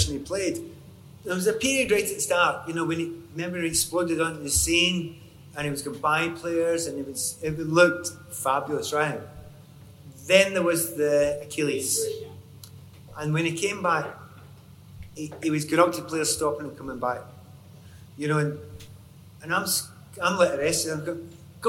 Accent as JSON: {"language": "English", "region": "Scotland", "country": "United Kingdom", "said": "I'm Scottish"}